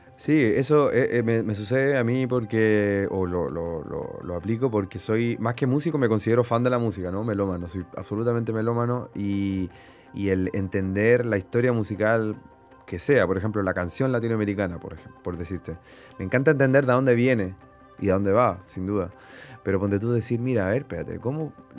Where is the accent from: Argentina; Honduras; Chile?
Chile; Santiago, Santiago Metropolitan Region; Yo venía de. Vengo del barrio de San Miguel.